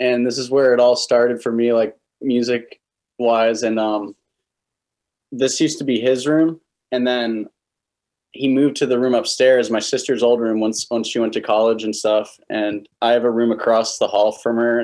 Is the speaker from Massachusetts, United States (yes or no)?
yes; Cape Cod, Massachusetts, United States; moved away as an adult; also born or lived in Philadelphia; I'm from Cape Cod. So right now I'm on Cape Cod, Massachusetts. That's where I was born and raised.